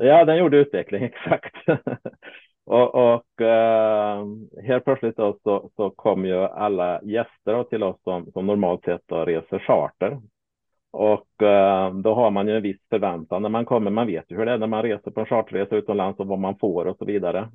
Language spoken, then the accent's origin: Swedish; Småland, Sweden; now in Värmland, Sweden; som smålänning